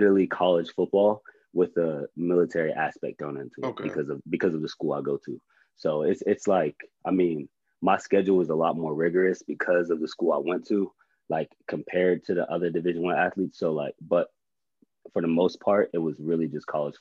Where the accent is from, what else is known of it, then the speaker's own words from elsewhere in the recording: Johnstown, Pennsylvania, United States; moved away as an adult; I'm from Johnstown, Pennsylvania, born and raised.